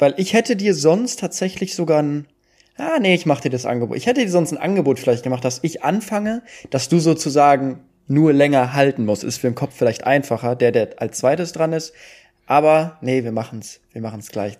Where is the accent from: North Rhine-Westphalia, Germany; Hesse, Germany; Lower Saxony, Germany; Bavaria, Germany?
North Rhine-Westphalia, Germany; Duisburg; ich komme ja aus Duisburg